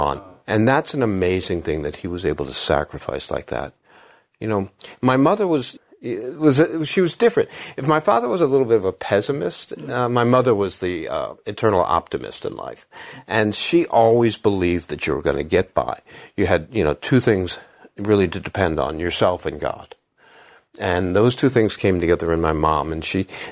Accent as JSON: {"language": "English", "town": "Havertown", "region": "Pennsylvania", "country": "United States", "tie": "born or raised there", "said": "I'm from Philadelphia. I'm from Havertown, which is a little, you know, village outside of Philadelphia"}